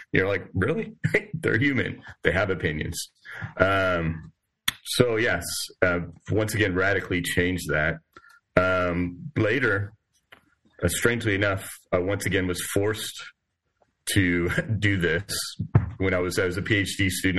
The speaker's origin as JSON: {"language": "English", "town": "San Diego", "region": "California", "country": "United States", "also_born_or_lived": "Oregon / Midwest", "moved": "as an adult", "lives_now": "Lexington, United States", "said": "I'm originally from the West Coast, San Diego primarily, but also lived in Oregon"}